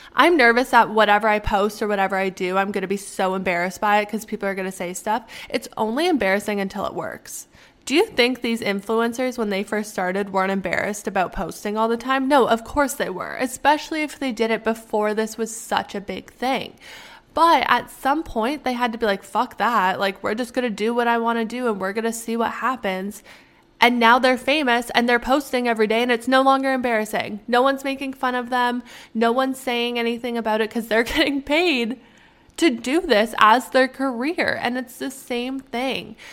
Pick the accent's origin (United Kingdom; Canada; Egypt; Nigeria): Canada; moved away; because I'm Canadian.